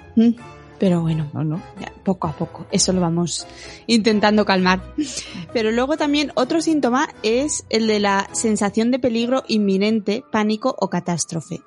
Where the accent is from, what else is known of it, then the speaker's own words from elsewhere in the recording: Bilbao, Basque Country, Spain; soy de Bilbao y Bilbao es un sitio frío, y húmedo.